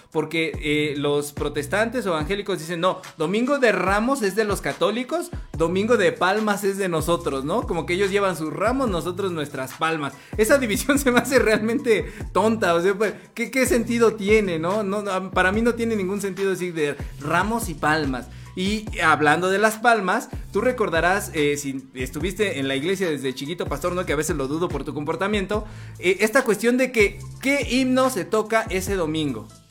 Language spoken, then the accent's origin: Spanish; Mexico City, Mexico; also born or lived in Chimalhuacán; yo nací en Iztapalapa. O sea, en un hospital de Iztapalapa yo nací.